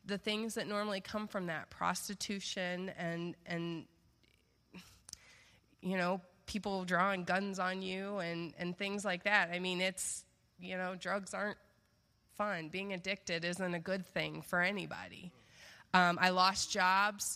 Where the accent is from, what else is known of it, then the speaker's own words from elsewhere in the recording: the South, United States; moved away; I'm from the South